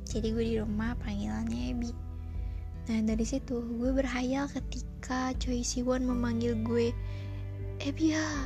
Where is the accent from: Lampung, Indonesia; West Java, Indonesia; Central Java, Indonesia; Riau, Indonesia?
West Java, Indonesia; Purwakarta; born there; gue melamar diri ke sebuah radio yang ada di kota kelahiran gue Purwakarta dan di sana gue diterima